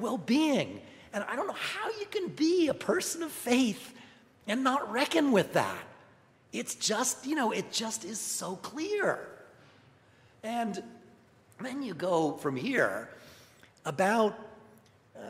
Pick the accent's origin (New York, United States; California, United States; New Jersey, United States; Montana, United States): New York, United States; I'm from New York